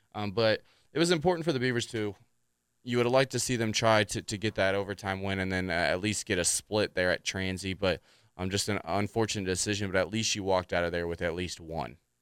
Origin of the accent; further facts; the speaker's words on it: Anderson, Indiana, United States; my hometown team